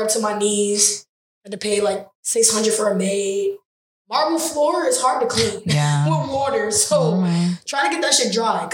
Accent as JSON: {"language": "English", "area": "Broward County", "region": "Florida", "country": "United States", "moved": "yes", "lives_now": "New York, United States", "said": "I'm from Broward County"}